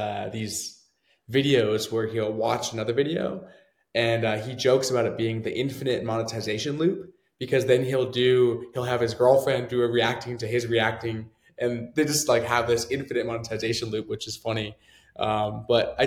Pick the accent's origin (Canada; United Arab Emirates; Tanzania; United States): Canada; moved away; I'm from Canada originally